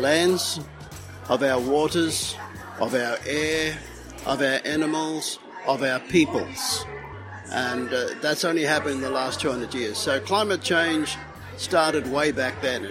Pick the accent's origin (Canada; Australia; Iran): Australia; Kabi Kabi and Gubbi Gubbi country, Queensland; I am from the Kabi Kabi people on my father's side and the Gurang Gurang people on my mother's side